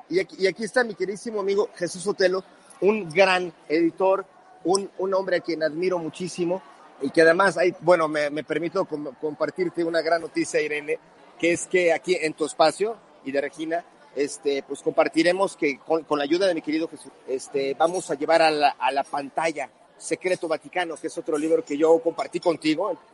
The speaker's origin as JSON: {"language": "Spanish", "country": "Mexico"}